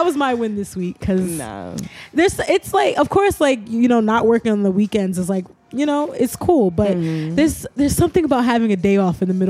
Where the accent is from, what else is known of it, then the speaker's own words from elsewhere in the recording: New York City, New York, United States; I'm from Brooklyn.